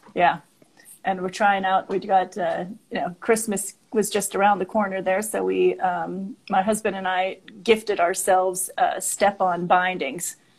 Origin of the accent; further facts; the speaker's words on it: Monroeville, Pennsylvania, United States; moved away as an adult; also born or lived in Chicago, Illinois; now in Denver, United States; I grew up in um, Monroeville, which is outside of Pittsburgh, Pennsylvania, so a suburb mm. of Pittsburgh.